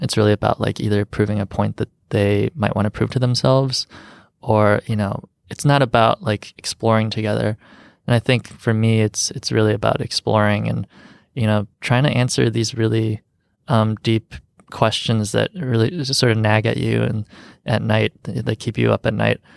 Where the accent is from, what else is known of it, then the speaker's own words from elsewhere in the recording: Rockford, Illinois, United States; also born or lived in Chicago; growing up in Rockford